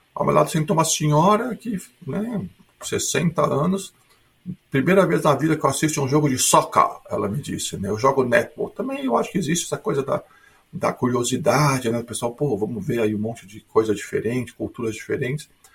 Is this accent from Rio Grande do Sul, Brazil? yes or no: yes; Porto Alegre, Rio Grande do Sul, Brazil; moved away as an adult; also born or lived in São Paulo, Brazil; now in Sydney, Australia; eu sou brasileiro de Porto Alegre, mas fiz minha formação acadêmica em São Paulo